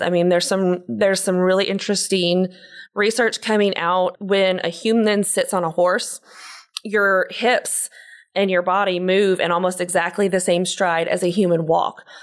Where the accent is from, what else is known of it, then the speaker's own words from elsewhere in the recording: Pensacola, Florida, United States; I grew up in Pensacola, Florida